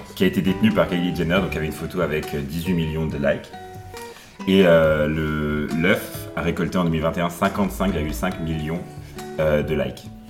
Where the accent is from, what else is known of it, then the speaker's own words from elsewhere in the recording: Brussels, Brussels-Capital Region, Belgium; J'ai vécu en Belgique, euh, à Bruxelles depuis que j'ai 3 ans